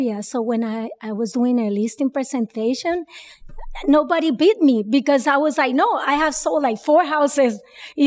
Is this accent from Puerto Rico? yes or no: yes; Caguas, Puerto Rico; moved away as an adult; now in United States; Puerto Rico. I was born in Puerto Rico. Caguas.